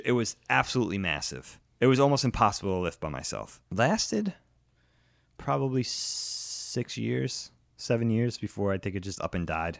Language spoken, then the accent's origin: English; Long Island, New York, United States; moved away as an adult; also born or lived in Philadelphia; I grew up with him on Long Island